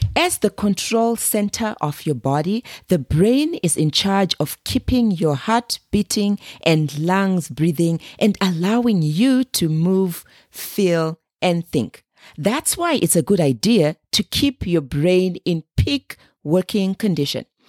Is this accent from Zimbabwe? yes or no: yes; Zimbabwe; moved away; Being born and raised in Zimbabwe, a small landlocked country in the southern part of Africa